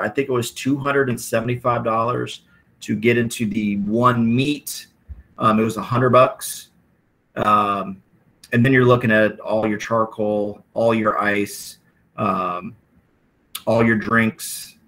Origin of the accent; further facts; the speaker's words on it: Iowa, United States; we're both from Iowa